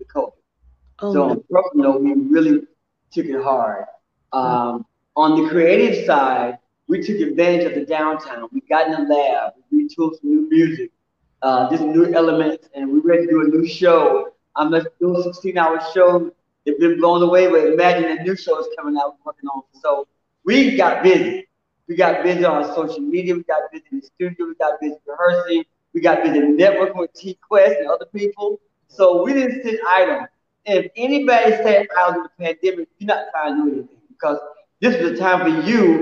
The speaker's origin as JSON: {"language": "English", "town": "Dublin", "region": "Georgia", "country": "United States", "moved": "yes", "lives_now": "Atlanta, United States", "said": "from Dublin, Georgia"}